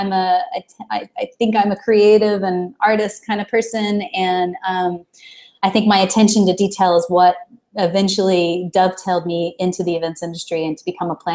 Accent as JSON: {"language": "English", "town": "Dallas", "region": "Texas", "country": "United States", "tie": "born or raised there", "said": "I am originally from Dallas, Texas. So, um, though I don't, I, people sometimes say that I don't actually have a Texas accent."}